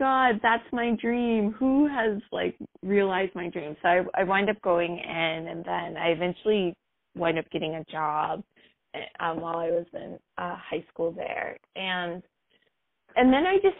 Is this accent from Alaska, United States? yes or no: no; New York City, New York, United States; born and raised in New York City